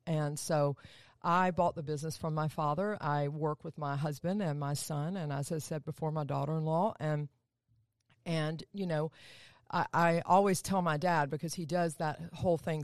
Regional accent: Atlanta, Georgia, United States; down south, good old Atlanta, Georgia. Born and raised there.

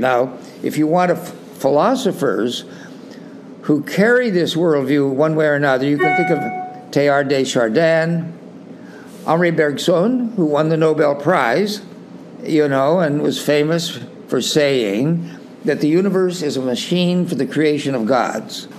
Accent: Salinas, California, United States; I grew up in Salinas, California, you know, there uh, out on the West Coast.

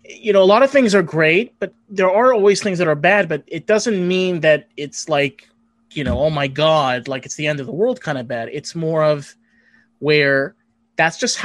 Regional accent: New York, United States; I grew up in New York

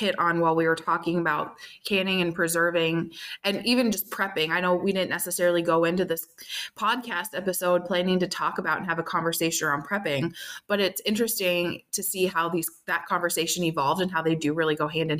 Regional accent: Minnesota, United States; I'm from Minnesota, and that's where Spam came from

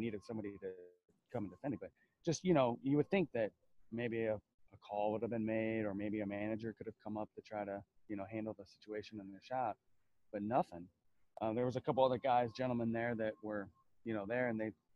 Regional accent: the South, United States; I grew up in the South

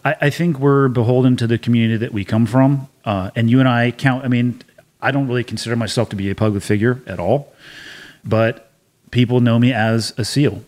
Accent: Santa Cruz, California, United States; moved away as an adult; I was born and raised in Santa Cruz for all but four years of the the eighteen I lived before actually leaving for boot camp

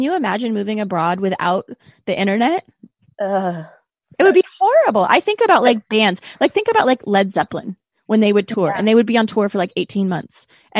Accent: Azores, Portugal; I grew up in Azores. Do you know where that is? Is it Azores?

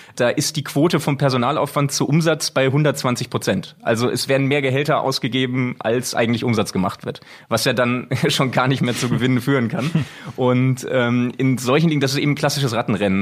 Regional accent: Bochum, North Rhine-Westphalia, Germany; now in Switzerland; bin gebürtiger Bochumer, deswegen wirklich von klein auf äh, in der Nähe des Stadions aufgewachsen, wohne jetzt leider schon recht lange in der Schweiz

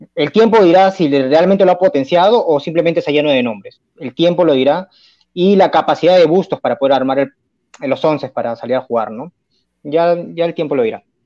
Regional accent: Lima, Peru; yo estudié y, crecí en, Ate, en Vitarte

